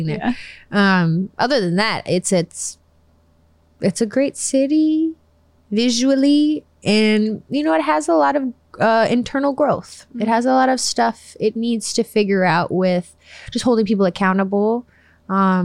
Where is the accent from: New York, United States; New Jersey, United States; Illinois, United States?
Illinois, United States; Chicago; I'm from Chicago